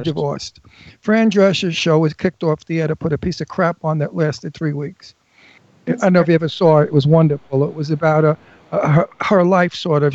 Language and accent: English; Brooklyn, New York, United States; When I was 13, living in, in coming from Brooklyn